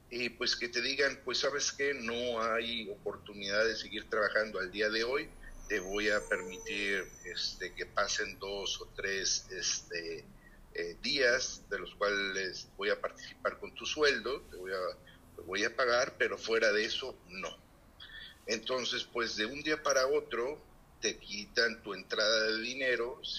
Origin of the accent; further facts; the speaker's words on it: Monterrey, Nuevo León, Mexico; a la ciudad de Monterrey, que es pues, mi ciudad natal.